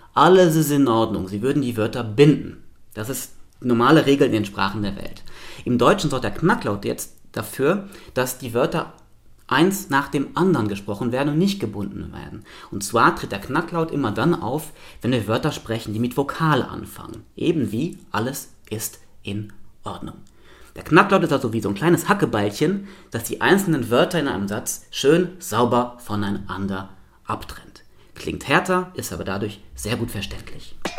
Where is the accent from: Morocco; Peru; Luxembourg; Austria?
Luxembourg; moved away as an adult; now in Hannover, Germany; Ich bin komplett in Luxemburg aufgewachsen